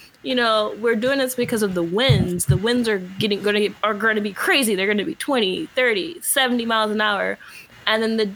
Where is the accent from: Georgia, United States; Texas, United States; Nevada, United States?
Georgia, United States; now in California, United States; I grew up in Georgia